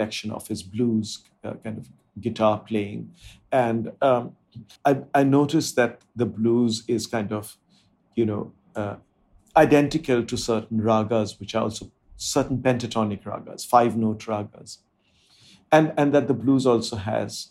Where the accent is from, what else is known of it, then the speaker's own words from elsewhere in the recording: India; first language Bengali; English is a second language; being an Indian